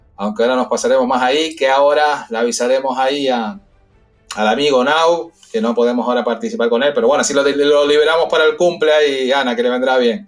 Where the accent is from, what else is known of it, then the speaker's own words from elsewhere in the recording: Canary Islands, Spain; now in Madrid, Spain; Nosotros somos canarios